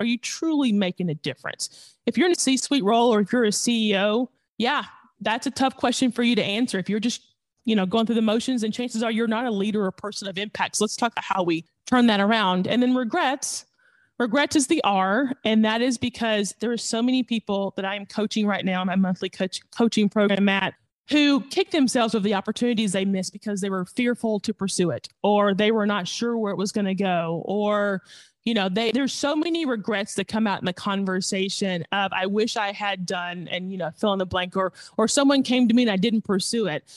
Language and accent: English; the South, United States; we're from the South